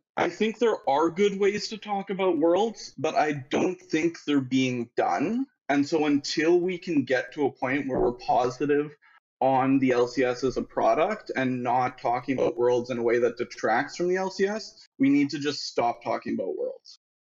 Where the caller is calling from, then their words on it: Winnipeg, Manitoba, Canada; I'm calling from Winnipeg, Manitoba